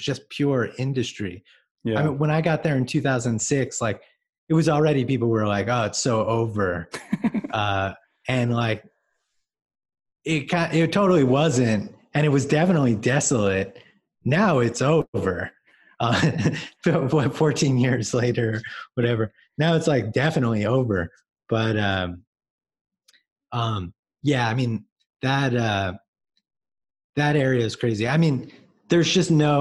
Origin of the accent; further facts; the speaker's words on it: Long Island, New York, United States; I grew up on Long Island, going into the city and going to shows.